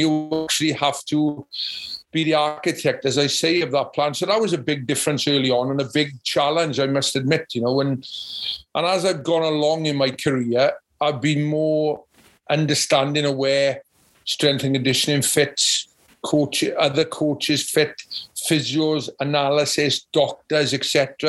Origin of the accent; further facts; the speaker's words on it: Llanelli, Wales, United Kingdom; because I came from Llanelli, which is a top level of rugby, and played for Wales